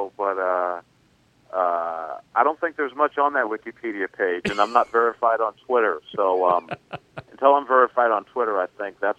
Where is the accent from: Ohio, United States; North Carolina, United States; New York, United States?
New York, United States; New York City; moved away; also born or lived in Kansas City; I grew up in New York City